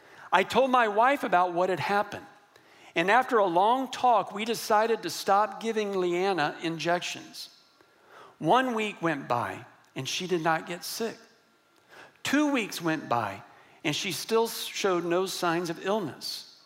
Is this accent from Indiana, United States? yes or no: no; Texas, United States; And I'm from West Texas. And believe me, I was raised that men do not cry or get emotional.